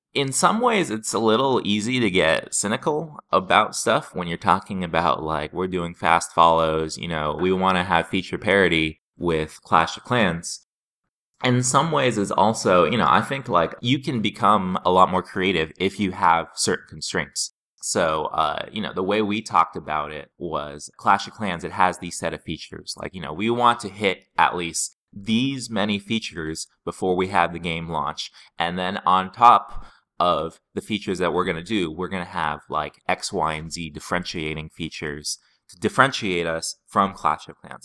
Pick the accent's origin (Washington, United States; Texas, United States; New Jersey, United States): Washington, United States; Seattle; I was from Seattle